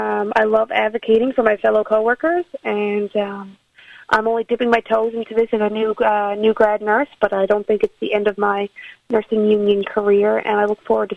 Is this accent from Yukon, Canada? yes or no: no; Newfoundland and Labrador, Canada; I am born and raised in Havergreen, Newfoundland. I grew up watching the Miss Newfoundland pageant at the TC Ball Square, which was a big event in my hometown.